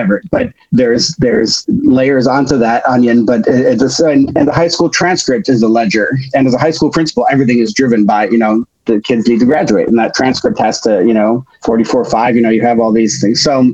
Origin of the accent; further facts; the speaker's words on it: Chicago, Illinois, United States; moved away; also born or lived in France; I grew up in Chicago